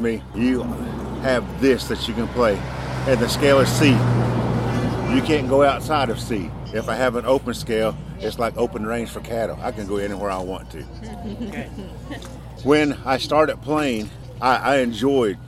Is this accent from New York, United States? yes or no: no; Tahlequah, Oklahoma, United States; I'm from Tahlequah, Oklahoma